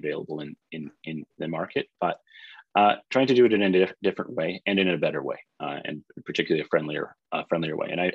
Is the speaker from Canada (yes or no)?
yes; Edmonton, Alberta, Canada; moved away as an adult; also born or lived in British Columbia; now in Toronto, Canada; I grew up in Edmonton